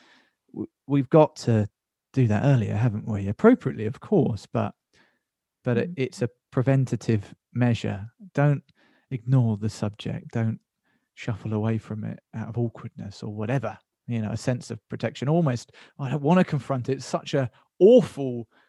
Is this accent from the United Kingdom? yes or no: yes; United Kingdom; as a British kid